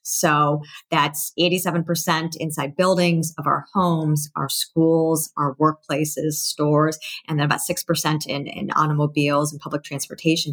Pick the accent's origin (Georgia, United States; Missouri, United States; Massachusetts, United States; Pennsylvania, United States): Massachusetts, United States; I was born in Massachusetts, so I have a lot of relatives there.